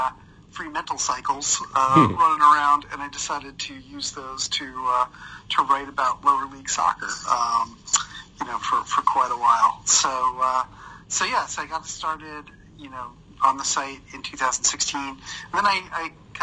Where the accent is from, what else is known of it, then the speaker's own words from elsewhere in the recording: New York area, United States; I grew up in the New York area